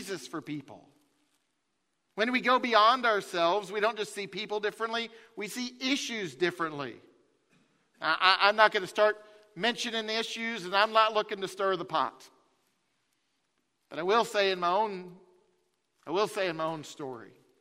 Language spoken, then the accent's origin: English; Farragut, Tennessee, United States; I grew up in Farragut